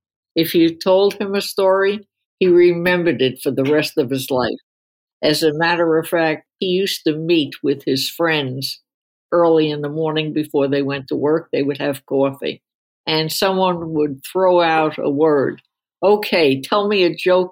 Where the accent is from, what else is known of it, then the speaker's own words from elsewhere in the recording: New York City, New York, United States; also born or lived in Queens, New York; I was born in Brooklyn.